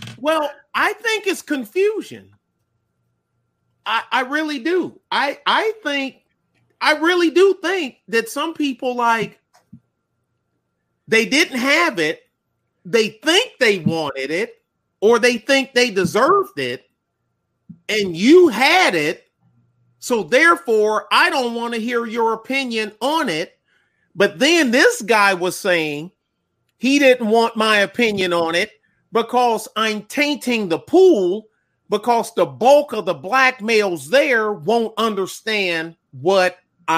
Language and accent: English; Detroit, Michigan, United States; moved away; also born or lived in Texas; I'm from Detroit's West Side